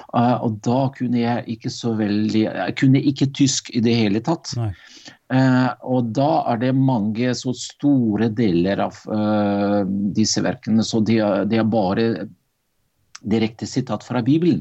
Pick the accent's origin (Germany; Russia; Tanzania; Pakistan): Russia; Arkhangelsk, Arkhangelsk Oblast; Norwegian is a second language; moved away as an adult; also born or lived in Meløy, Norway; now in Drammen, Norway; Jeg ble født i 1960, og det var Russland. En by som ligger langt i nord i Russland, som heter Arkangelsk.